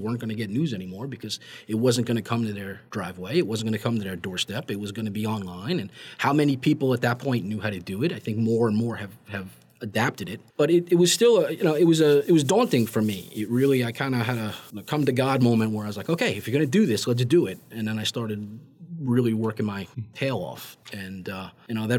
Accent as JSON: {"language": "English", "area": "Bergen County", "region": "New Jersey", "country": "United States", "tie": "born or raised there", "moved": "as an adult", "lives_now": "Germantown, Maryland, United States", "said": "I grew up in North Jersey where, you know, if you're unfamiliar with the way North Jersey is in Bergen County where I grew up"}